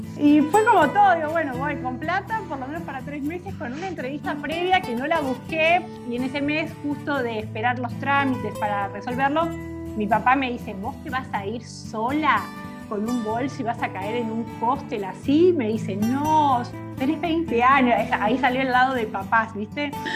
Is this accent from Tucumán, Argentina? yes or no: no; Buenos Aires, Argentina; moved away as an adult; also born or lived in Rosario / Bariloche; now in San Carlos de Bariloche, Argentina; Yo en realidad soy nacida en Rosario, nací en Rosario, viví mis primeros dos años allí con mis papás y de ahí nos fuimos nuevamente a Buenos Aires